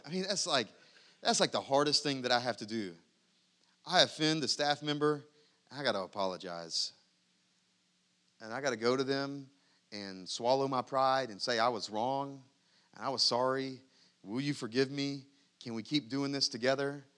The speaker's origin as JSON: {"language": "English", "country": "United States", "said": "I'm happy to be an American. I'm glad to be an American."}